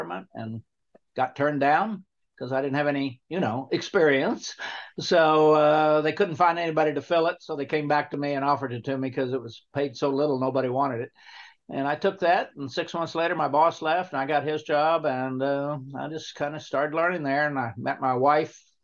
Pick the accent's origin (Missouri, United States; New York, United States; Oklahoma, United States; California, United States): Oklahoma, United States; I grew up in Oklahoma on a little farm out in the middle of nowhere